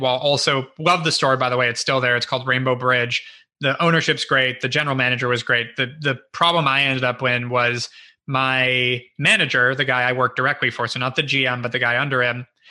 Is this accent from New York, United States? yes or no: no; Los Angeles, California, United States; also born or lived in Ohio (possibly Ojai, California / ASR unclear); first six years of my life were